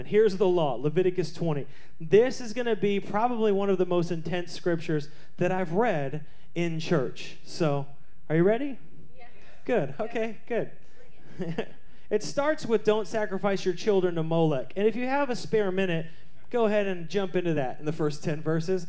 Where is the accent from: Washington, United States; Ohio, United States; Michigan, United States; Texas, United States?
Washington, United States; Seattle; I grew up in Seattle.